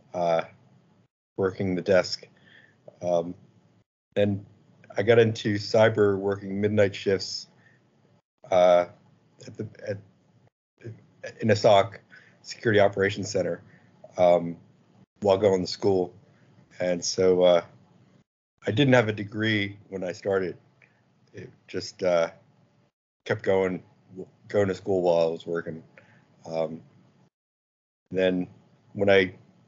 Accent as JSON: {"language": "English", "region": "Virginia", "country": "United States", "said": "I'm from Virginia, and I run a small company called Polito Incorporated"}